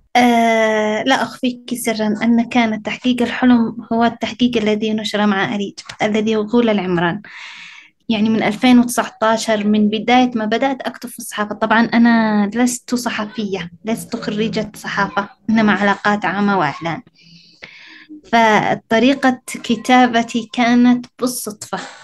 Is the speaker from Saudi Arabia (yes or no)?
no; Sanaa, Amanat Al Asimah, Yemen; أنا المدينة أنا عايشة فيها و-، وكبرت فيها وولدت فيها